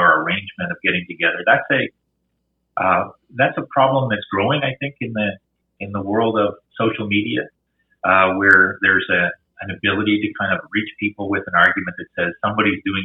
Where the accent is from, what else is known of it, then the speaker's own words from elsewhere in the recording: Quebec, Canada; I grew up in Quebec